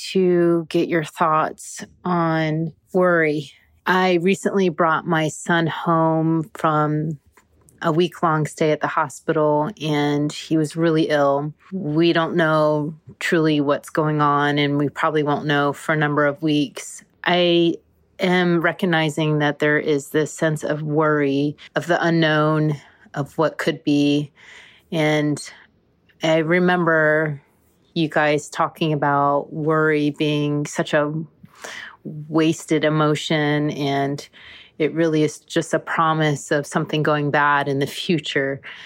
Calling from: Orlando, Florida, United States; I'm calling from Orlando.

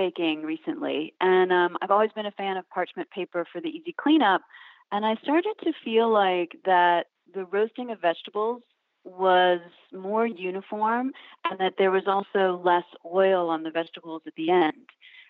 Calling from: Wellfleet, Massachusetts, United States; I'm calling from Wellfleet, Massachusetts.

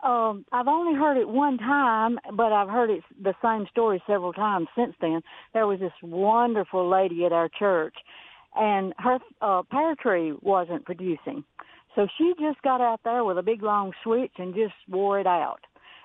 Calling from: Boonville, Mississippi, United States; Hey, I'm in Boonville.

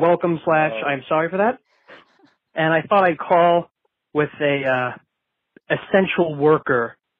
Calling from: New Hampshire, United States; I'm calling from New Hampshire.

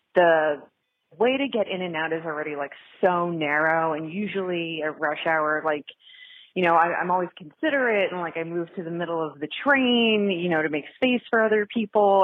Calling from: Philadelphia, Pennsylvania, United States; also born or lived in New York City; I'm calling from Philadelphia, PA. I lived in New York City for about 30 years

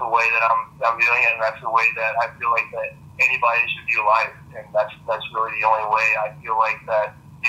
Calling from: Orlando, Florida, United States; Yeah, I'm here in Orlando, Florida.

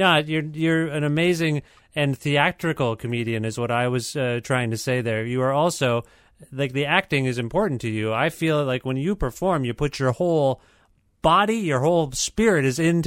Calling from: Ontario, Canada; Yeah, well, I'm calling you from Ontario, which houses Toronto, which we've been talking about.

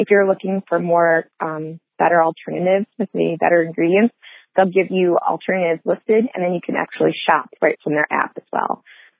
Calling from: Michigan, United States; I'm calling from Michigan

